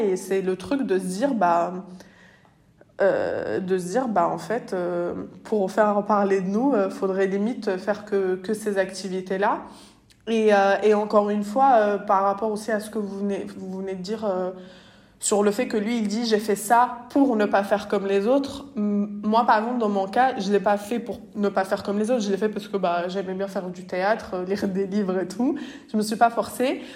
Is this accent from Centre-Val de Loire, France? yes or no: no; Bondy, Île-de-France, France; je viens de Bondy, du coup, la ville de Kylian Mbappé